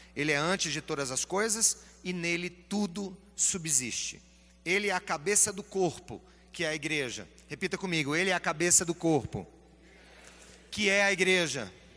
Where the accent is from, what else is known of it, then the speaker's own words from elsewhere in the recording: Paraíba, Brazil; eu sou paraibano